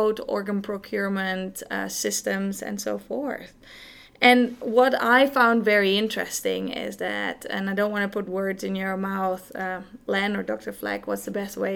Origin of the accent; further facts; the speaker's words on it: Netherlands; now in Grand Rapids, United States; I'm not from here. I was originally born in the Netherlands